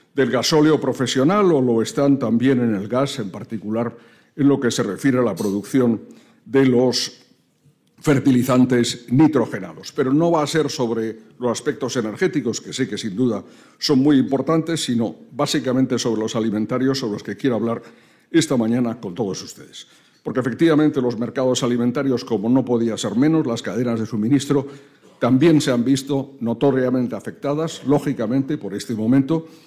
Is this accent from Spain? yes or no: yes; Spain; como españoles y como europeos